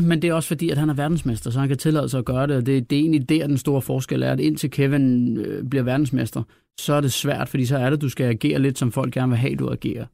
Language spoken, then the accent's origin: Danish; Denmark; vi er jo danskere